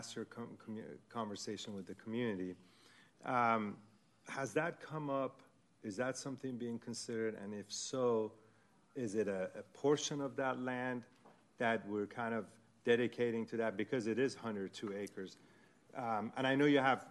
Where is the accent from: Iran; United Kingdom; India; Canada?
Iran; moved away; I am originally from Iran